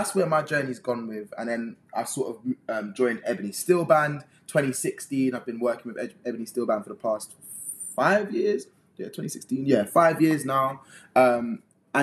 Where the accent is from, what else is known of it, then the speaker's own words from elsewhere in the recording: London, United Kingdom; I'm from West London, Northwest London area